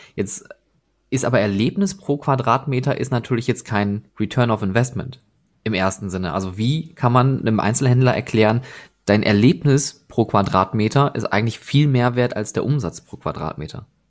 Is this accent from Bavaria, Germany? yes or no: no; Oberhausen, North Rhine-Westphalia, Germany; now in Essen, Germany; ich selber bin gebürtiger Oberhausener